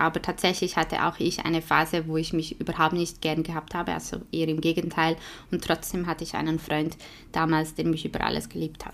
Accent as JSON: {"language": "German", "country": "Switzerland", "accent": "Swiss German", "first_language": "Swiss German", "second_language": "German", "said": "nicht in meiner Muttersprache"}